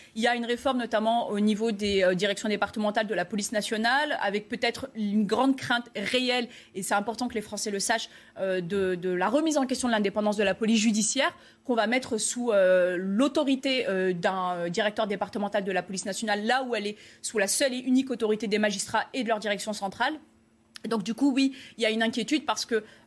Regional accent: France; nous, euh, en tant que Français

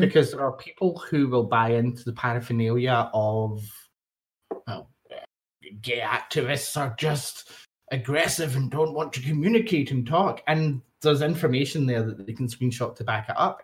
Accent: Scotland, United Kingdom; I'm from Scotland

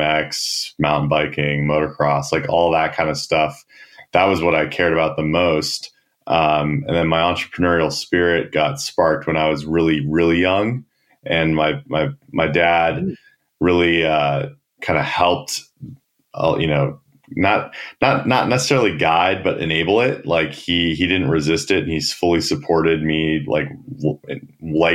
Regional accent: San Diego, California, United States; I grew up in San Diego.

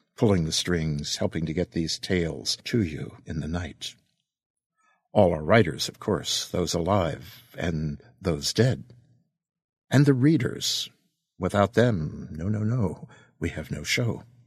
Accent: East Coast of the United States, United States; I'm a kid from the East Coast of the United States

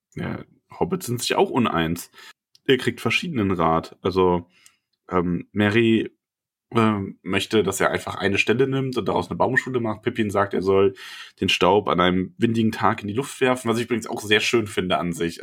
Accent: Bavaria, Germany; hier bei uns in Bayern

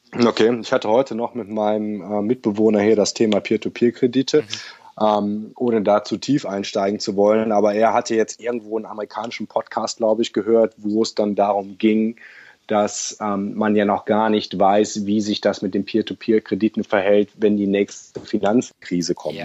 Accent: Germany; moved away as an adult; now in Sydney, Australia; als Deutscher sehr, sehr pünktlich ist. Ich habe das, glaube ich, von klein auf gelernt

